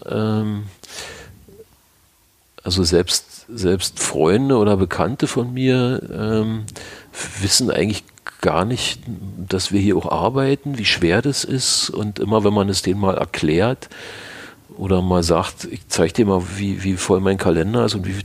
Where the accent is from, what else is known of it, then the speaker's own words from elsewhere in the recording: Berlin, Germany; wir kommen ja nur alle aus dem Bezirk Pankow, wo Weißensee dazugehört